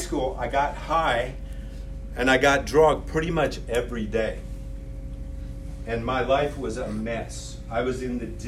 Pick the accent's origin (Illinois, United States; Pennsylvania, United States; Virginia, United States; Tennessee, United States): Illinois, United States; I grew up in Illinois